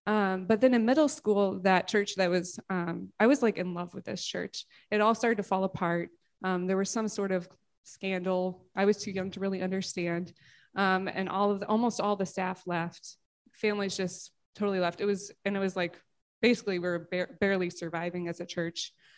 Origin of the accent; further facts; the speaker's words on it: Georgia, United States; I grew up in the South, which usually surprises people. I'm like an undercover Southerner. I don't have the accent.